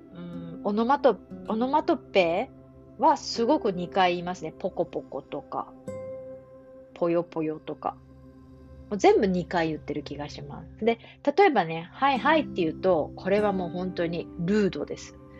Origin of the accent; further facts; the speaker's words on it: Japan; 日本人の私